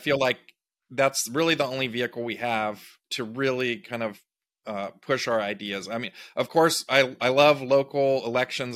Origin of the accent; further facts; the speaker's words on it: Big Sur, California, United States; I grew up in Big Sur, California, uh, on the coast